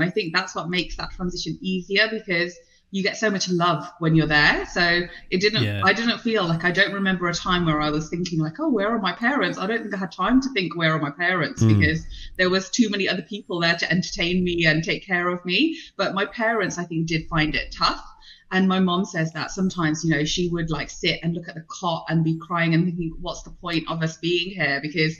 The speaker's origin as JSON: {"language": "English", "region": "London", "country": "United Kingdom", "tie": "born there", "said": "I was born in the UK. I was born in London."}